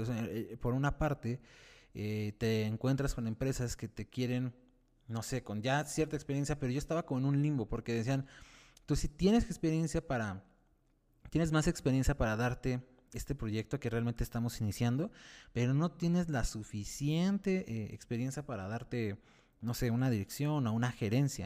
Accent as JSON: {"language": "Spanish", "region": "Mexico City", "country": "Mexico", "said": "soy de la Ciudad de México"}